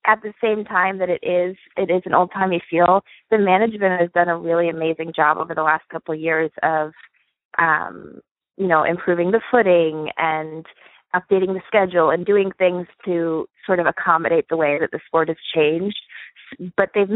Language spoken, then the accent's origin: English; Reading, Pennsylvania, United States; I'm from Reading, Pennsylvania